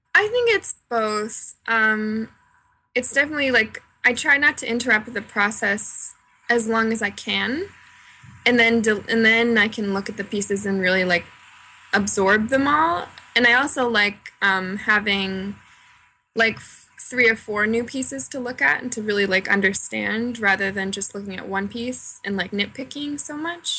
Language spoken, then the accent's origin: English; Cape Cod, Massachusetts, United States; moved away as an adult; also born or lived in Boston; now in Philadelphia, United States; I grew up in Massachusetts um, on Cape Cod, and I went to college in Boston